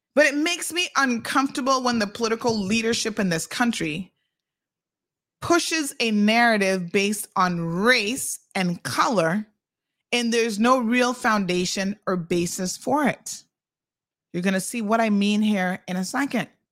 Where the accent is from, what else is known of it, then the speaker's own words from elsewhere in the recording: George Town, Cayman Islands; moved away; also born or lived in United States; I got two Caymanian parents and I was born right here in Georgetown Hospital